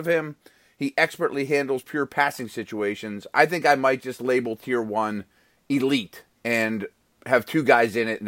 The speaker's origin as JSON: {"language": "English", "town": "Pittsburgh", "region": "Pennsylvania", "country": "United States", "said": "I caught a ton of heat around here, obviously, because I'm from Pittsburgh."}